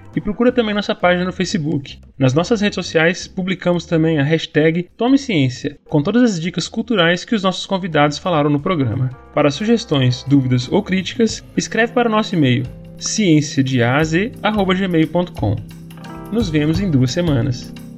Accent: Minas Gerais, Brazil; Eu sou mineiro

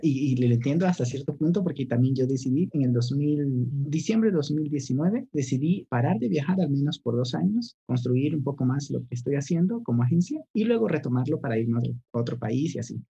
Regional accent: Ecuador; yo soy de Ecuador, no soy de, de, de México

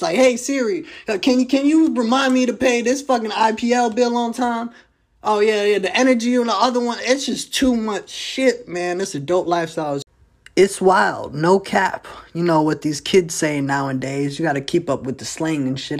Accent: New Jersey, United States; also born or lived in Fishers, Indiana; now in Indianapolis, United States; I'm originally from New Jersey

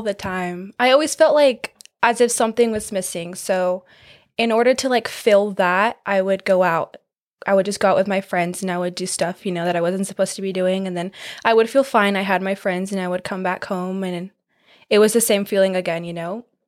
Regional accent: California, United States; I am from California.

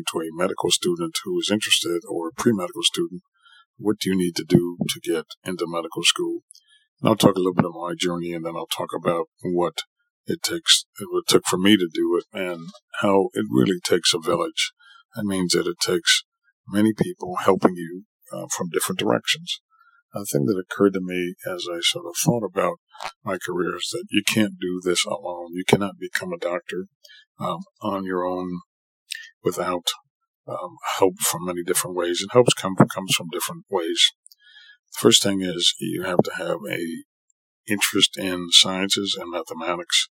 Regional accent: New York City, New York, United States; moved away as an adult; also born or lived in San Francisco, California; now in California, United States; I grew up in Jamaica, Queens. I'm originally a New Yorker.

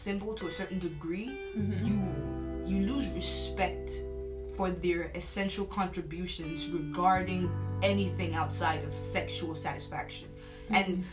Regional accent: Port Harcourt, Rivers State, Nigeria; moved away; also born or lived in Lagos, Nigeria; I grew up in West Africa, Port Harcourt. We moved from Lagos to Port Harcourt

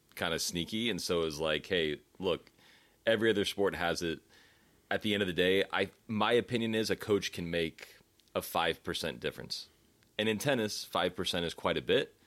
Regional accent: United States; as an American

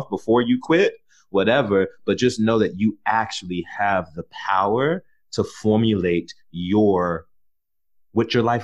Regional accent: Prince George's County, Maryland, United States; where I grew up in Prince George's County, Maryland, that's still on the outskirts of Southeast DC

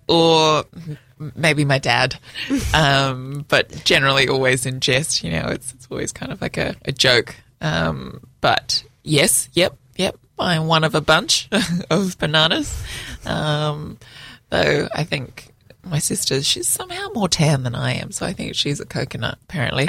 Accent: Melbourne, Victoria, Australia; I was born in Melbourne

